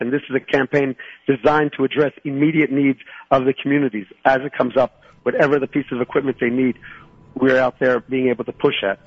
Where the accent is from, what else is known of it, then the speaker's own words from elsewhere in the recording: Philadelphia, Pennsylvania, United States; moved away as an adult; now in Shiloh, Israel; I was born in Philadelphia, and I made Aliyah in 1978.